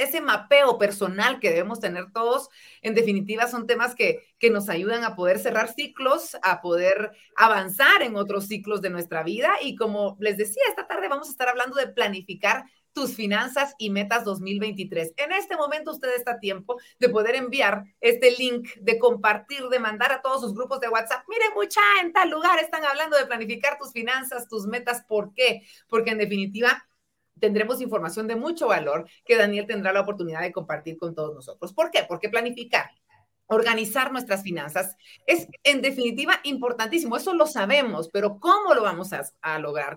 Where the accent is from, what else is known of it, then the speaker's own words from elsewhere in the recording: Guatemala; darnos a todos los guatemaltecos